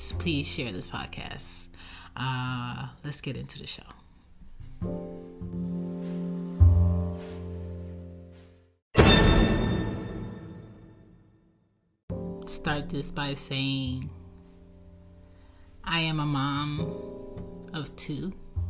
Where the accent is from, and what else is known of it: Baltimore, Maryland, United States; born or raised there; also born or lived in Philadelphia, Pennsylvania